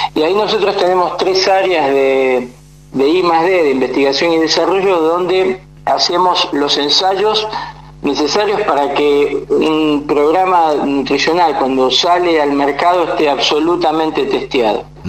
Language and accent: Spanish; Morón, Buenos Aires Province, Argentina; yo soy de, toda la vida de zona oeste, eh, de, Morón